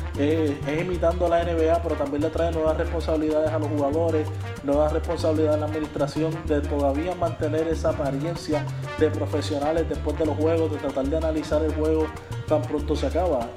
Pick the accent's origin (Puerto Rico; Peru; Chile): Puerto Rico; como puertorriqueños